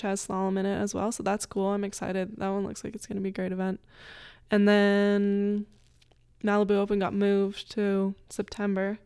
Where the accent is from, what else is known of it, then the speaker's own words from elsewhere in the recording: North Bay, Ontario, Canada; now in Lafayette, United States; there's a lot of companies in North Bay too that have helped me, in my hometown